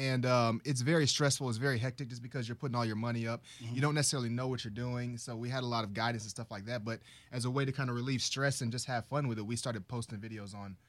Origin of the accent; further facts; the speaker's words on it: Houston, Texas, United States; from Houston, Texas.